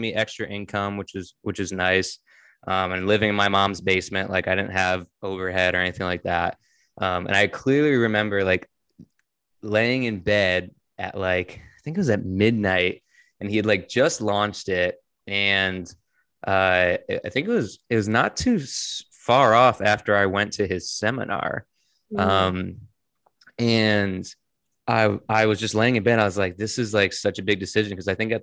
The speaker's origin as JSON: {"language": "English", "region": "Connecticut", "country": "United States", "said": "I'm from Connecticut"}